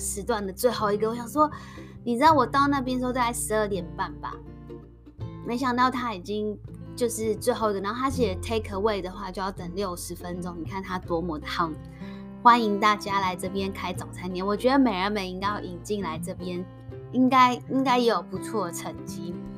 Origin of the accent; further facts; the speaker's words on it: Taiwan; accent: Taiwanese Mandarin; now in Singapore; 我们台湾国语